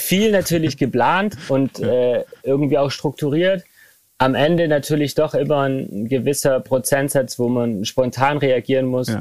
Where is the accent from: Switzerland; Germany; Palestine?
Germany; Remseck, Baden-Württemberg; ich bin in Remseck aufgewachsen. Das ist äh, ein Ort zwischen Ludwigsburg und Stuttgart